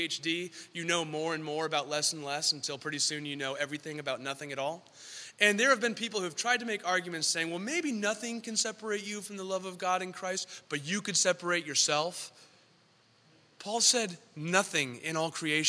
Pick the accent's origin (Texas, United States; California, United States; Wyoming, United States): California, United States; San Diego; also born or lived in San Francisco; I'm from San Diego